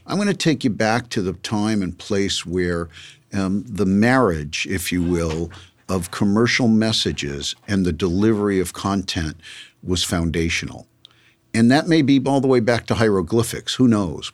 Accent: Los Angeles, California, United States; also born or lived in New York; I grew up in Los Angeles

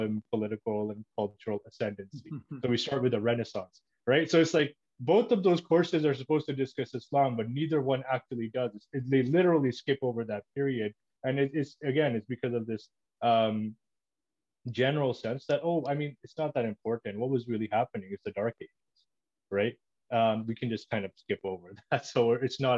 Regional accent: Toronto, Ontario, Canada; I grew up in Toronto, Canada.

